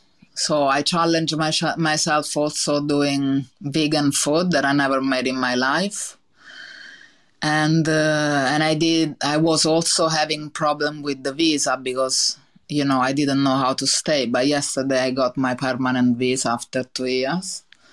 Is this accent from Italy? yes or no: yes; Italy; accent: Italian; English is a second language; because I didn't speak English, and now I have this really big Italian accent that I think is never gonna leave me.